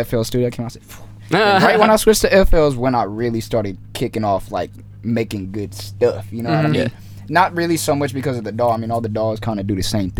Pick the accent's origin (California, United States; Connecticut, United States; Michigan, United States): California, United States; Hesperia; originally from Hesperia, California, middle of nowhere, pregnancy and tumbleweeds.